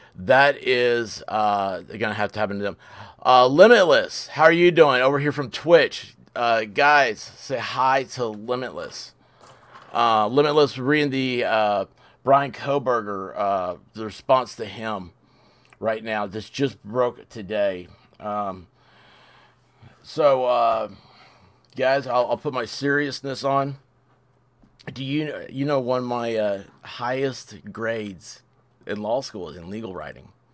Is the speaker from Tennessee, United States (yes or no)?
yes; Memphis, Tennessee, United States; moved away; I'm from Memphis originally